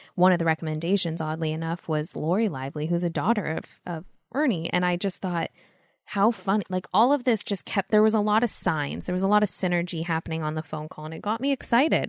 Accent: Los Angeles, California, United States; growing up in L

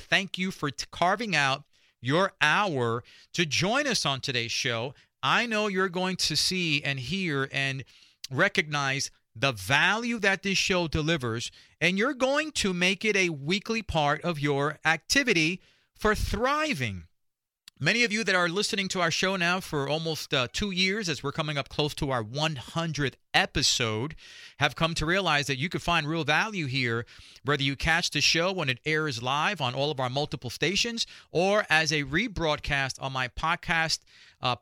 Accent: New York City, New York, United States; now in Dallas, United States; I grew up in Spanish Harlem and meager means. Spanish Harlem is right there in New York City

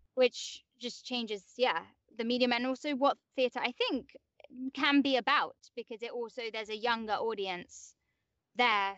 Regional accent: London, United Kingdom; accent: English; moved away; I grew up in like West London.

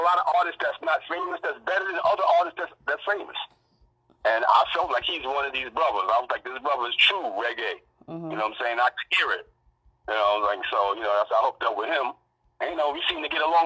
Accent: New York City, New York, United States; moved away; I'm in Jerk now, but I'm from Brooklyn

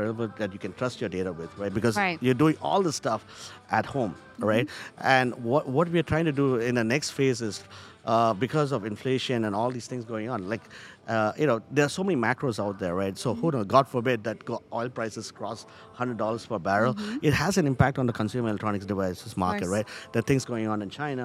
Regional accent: India; now in Charlotte, United States; me as an Indian

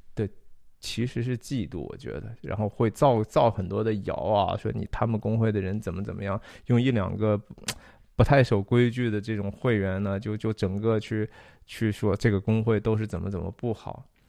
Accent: Taiyuan, Shanxi, China; 我小时候在山西太原长大的

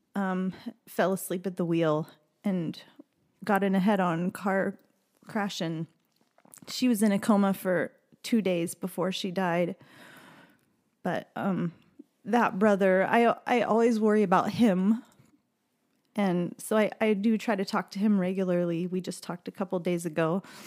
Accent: Maryville, Missouri, United States; I grew up in Missouri in a small, uh, town in the northwest corner of the state called Maryville.

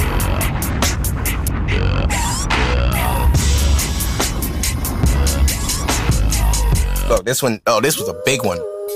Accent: New York City, New York, United States; I'm from Brooklyn.

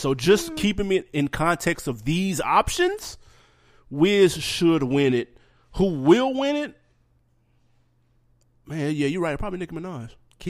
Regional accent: Nashville, Tennessee, United States; moved away; you know we're originally from Nashville.

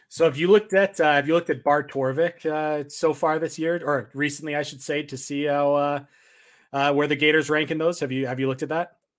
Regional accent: Canada; being a Canadian, where it's not Thanksgiving because our Thanksgiving is in October.

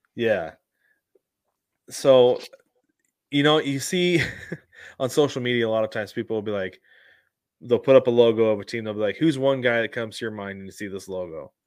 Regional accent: West Coast, United States; a kid growing up on the West Coast

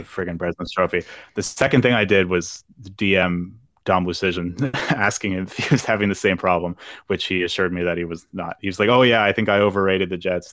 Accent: Halifax, Nova Scotia, Canada; the pride of Halifax, Nova Scotia, my hometown

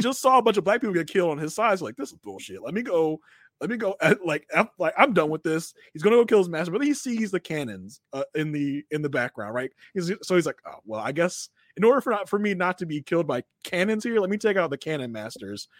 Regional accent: Virginia, United States; now in Maryland, United States; born and bred in Virginia, so I've, I was there for most of my, for a lot of my life

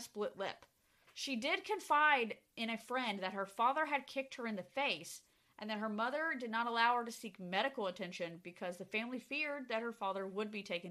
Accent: Lewisville, Texas, United States; we're from Lewisville. We lived in Lewisville when we were growing up

